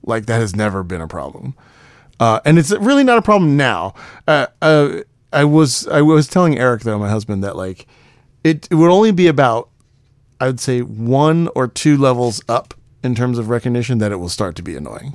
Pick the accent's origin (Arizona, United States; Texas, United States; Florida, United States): Texas, United States; Houston; I'm from Houston